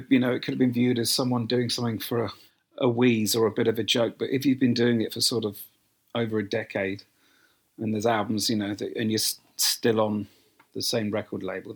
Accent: United Kingdom; being a Brit

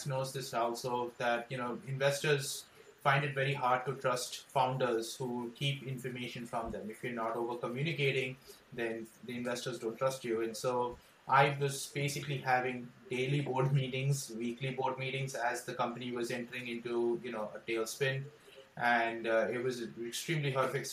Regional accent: Mumbai, Maharashtra, India; moved away as an adult; now in Los Angeles, United States; I was born in India, brought up in Bombay

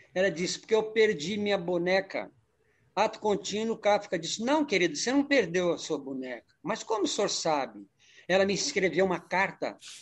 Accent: Brasília, Federal District, Brazil; moved away as an adult; also born or lived in Araxá, Minas Gerais, Brazil / São Paulo, Brazil; Saí com 10 aninhos de Araxá e fomos para Brasília. Brasília ficamos até eu fiquei até os 18 anos.

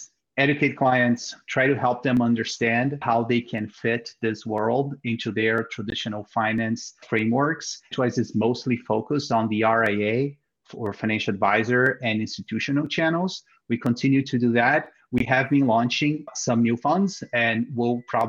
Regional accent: Brazil; moved away; I'm originally from Brazil

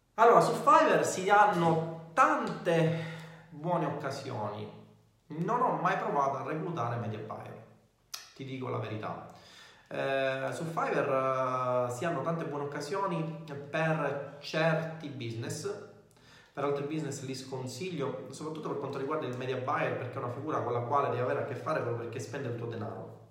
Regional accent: Messina, Sicily, Italy; io sono di Messina, siamo entrambi siciliani

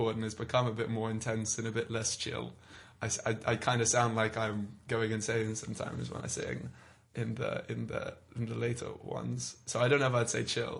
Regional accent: London, United Kingdom; I'm London. I'm from London. I've lived here pretty much all my life.

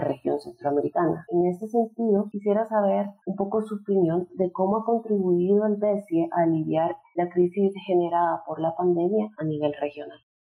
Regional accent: El Salvador; soy economista salvadoreña

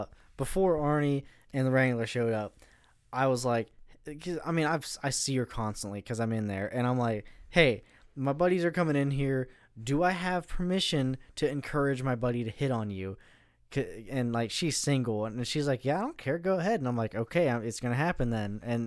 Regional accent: United States; No, being an American

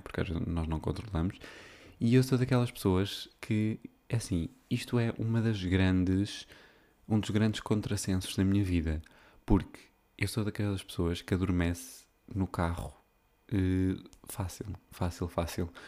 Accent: Viseu, Portugal; now in Porto, Portugal; a festa da minha uh, terra. É? tipo, aquilo é uma localidade de Viseu

